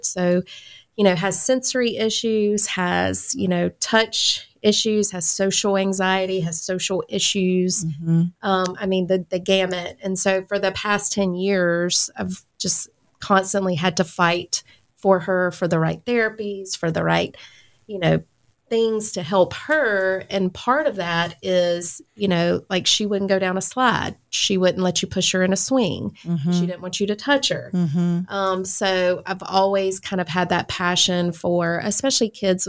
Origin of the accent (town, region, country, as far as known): Lexington, South Carolina, United States; moved away as an adult; now in Augusta, United States